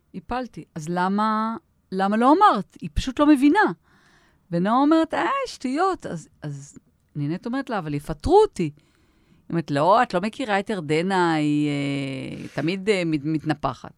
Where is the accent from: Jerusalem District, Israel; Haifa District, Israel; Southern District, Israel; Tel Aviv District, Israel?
Tel Aviv District, Israel; Tel Aviv; גם אנחנו תל אביבים